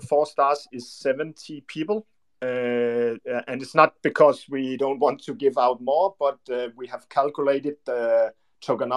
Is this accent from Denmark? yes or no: yes; Denmark; English is a second language; We are from Scandinavian, and my brother and I is from Denmark